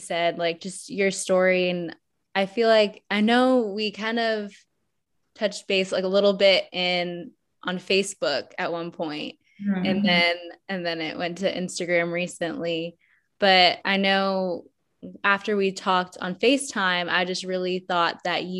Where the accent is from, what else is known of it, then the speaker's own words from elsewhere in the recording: Atlanta, Georgia, United States; also born or lived in Colorado; I moved when I was around 6 or 7 from Colorado. I was born in Colorado. I moved to Atlanta, and I've lived in Atlanta ever since